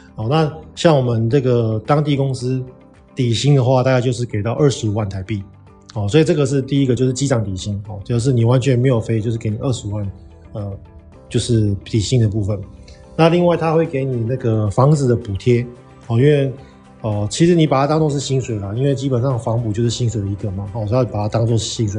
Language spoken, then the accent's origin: Chinese; Taiwan; moved away as an adult; 我们是台湾人嘛